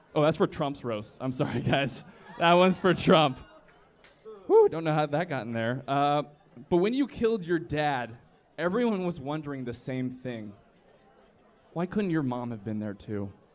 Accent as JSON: {"language": "English", "region": "the South", "country": "United States", "said": "I'm from the South"}